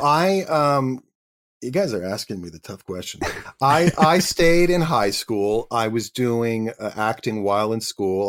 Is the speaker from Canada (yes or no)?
yes; Canada; I was an actor from Canada